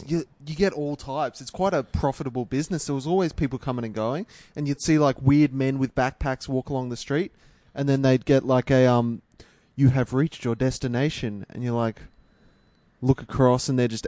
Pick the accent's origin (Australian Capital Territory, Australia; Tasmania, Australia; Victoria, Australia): Australian Capital Territory, Australia; Canberra; now in Sydney, Australia; I'm from Canberra.